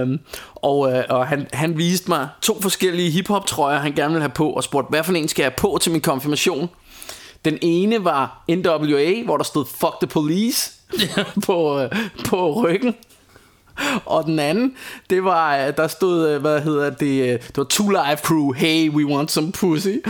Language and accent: Danish; Denmark; jeg er fra Danmark